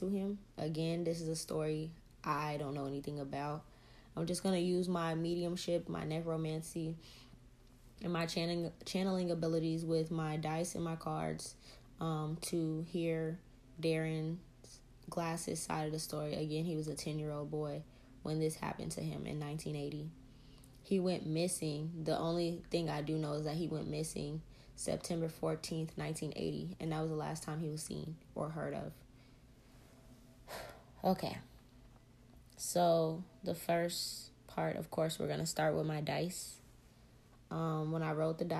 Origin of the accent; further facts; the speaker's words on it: the South, United States; We're from the South, so it was a couple states over from where we were born.